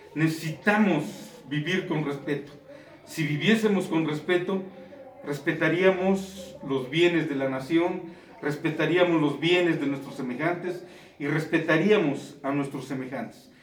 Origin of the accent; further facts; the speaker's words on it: Mexico; siendo mexicanos, siendo de la región